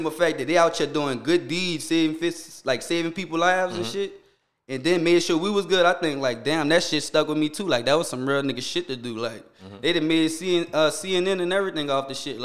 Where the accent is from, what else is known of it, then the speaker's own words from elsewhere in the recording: New Orleans, Louisiana, United States; growing up in the St. Bernard that I remember